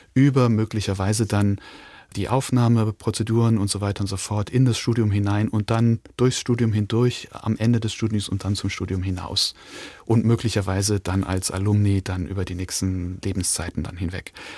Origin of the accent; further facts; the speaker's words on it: Linz, Upper Austria, Austria; also born or lived in Hong Kong; now in Weimar, Germany; geboren in Linz in Österreich